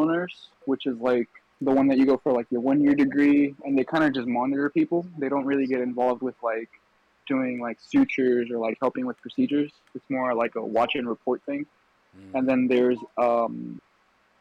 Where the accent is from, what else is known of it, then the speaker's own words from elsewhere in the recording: Arlington, Texas, United States; now in California, United States; where I grew up in Texas was really nice